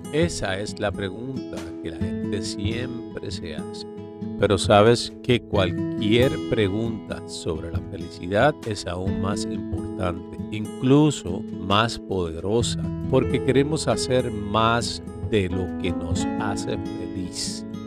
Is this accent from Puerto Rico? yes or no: yes; Puerto Rico; moved away; como puertorriqueño nacido y criado en esta isla tan hermosa